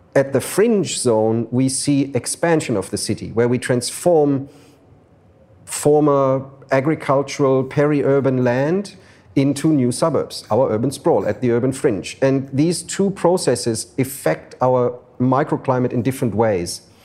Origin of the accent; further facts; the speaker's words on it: Frankfurt, Hesse, Germany; moved away as an adult; now in Sydney, Australia; I grew up in Frankfurt, in Germany